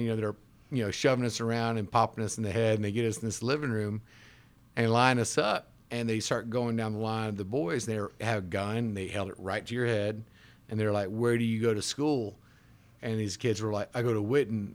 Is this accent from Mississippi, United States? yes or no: yes; Jackson, Mississippi, United States; we were living in South Jackson, which, if you know anything about growing up in South Jackson